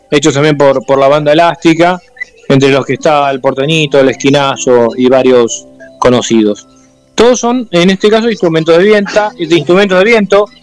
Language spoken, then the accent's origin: Spanish; Chaco, Argentina; born there; Mi vieja era de Santiago del Estero, mi viejo de Misiones, yo nací en el Chaco y mi, hermano sí nació en Mar del Plata, pero es el único.